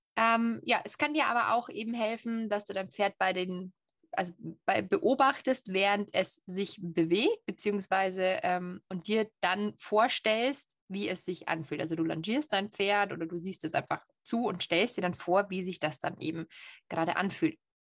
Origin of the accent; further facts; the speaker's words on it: Bavaria, Germany; ich als waschechte Bayerin